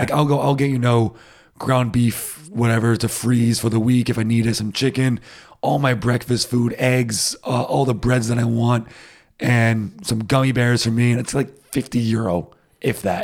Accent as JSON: {"language": "English", "country": "United States", "moved": "yes", "lives_now": "Germany", "said": "I'm too American for it"}